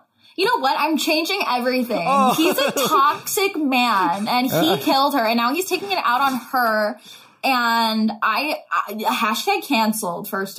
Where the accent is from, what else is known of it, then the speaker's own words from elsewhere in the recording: United States; as an American